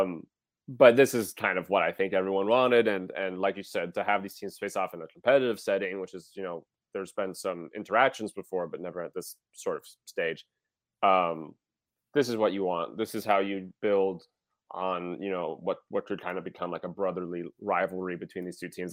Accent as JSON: {"language": "English", "region": "Wisconsin", "country": "United States", "said": "I am from Wisconsin"}